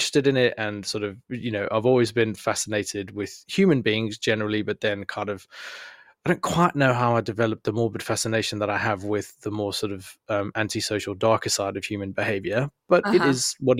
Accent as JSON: {"language": "English", "country": "South Africa", "moved": "as an adult", "lives_now": "United Kingdom", "said": "I am, yes. I am indeed from South Africa."}